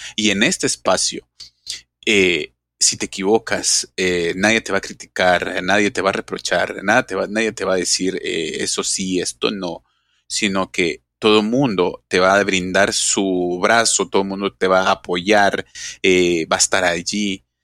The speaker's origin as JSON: {"language": "Spanish", "country": "Guatemala", "said": "como guatemalteco"}